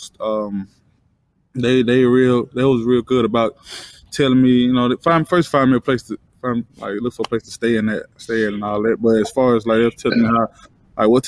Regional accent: Alabama, United States; moved away as an adult; now in Detroit, United States; I'm from Alabama

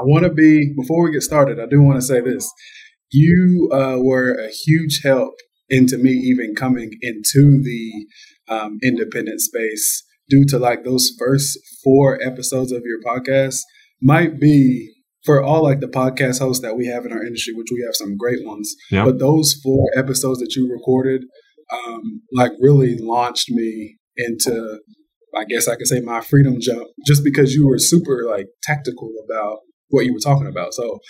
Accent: Georgetown, Kentucky, United States; I'm from Kentucky. I'm from Georgetown, Kentucky, to be exact, which is really close to Lexington

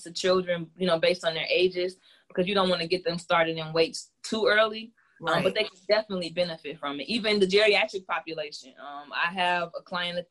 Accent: Chicago, Illinois, United States; I'm from Chicago, like she said. Born and raised my entire life.

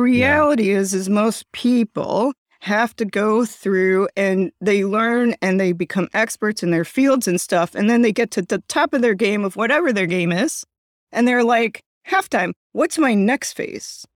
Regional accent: Chicago, Illinois, United States; I'm from Chicago

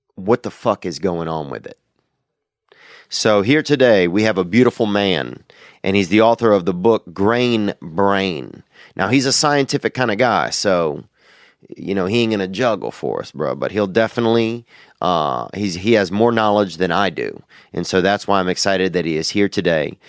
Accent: Louisiana, United States; now in Los Angeles, United States; I'm from Louisiana

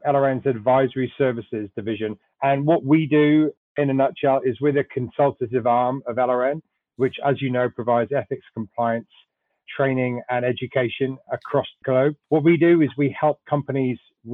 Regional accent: Wales, United Kingdom; moved away as an adult; also born or lived in London; now in United States; Originally from Wales, I'm a Welshman. I worked in London for a few years, and then I moved over here in the mid-2000s.

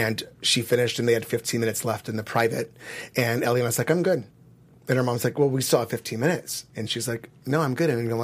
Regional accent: California, United States; I grew up in California.

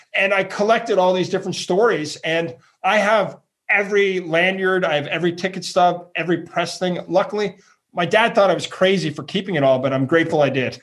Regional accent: Ottawa, Ontario, Canada; From Ottawa. Uh, I grew up uh, my parents' middle class town, Ottawa

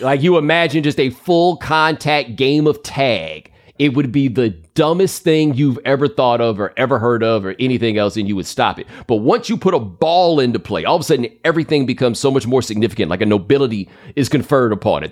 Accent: Texas, United States; I grew up in Texas

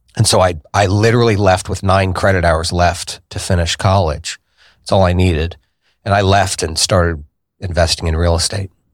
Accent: Indianapolis, Indiana, United States; I was born here in Indianapolis on the north side

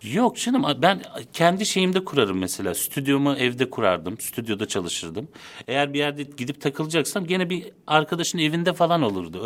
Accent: Istanbul, Turkey; also born or lived in Konya / Netherlands / Çatalca; Zeytinburnu'nda büyüdüm, liseye kadar.

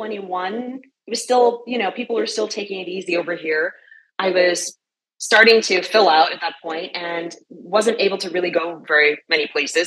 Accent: New York City, New York, United States; moved away as an adult; I'm from New York City, where you eat and you run

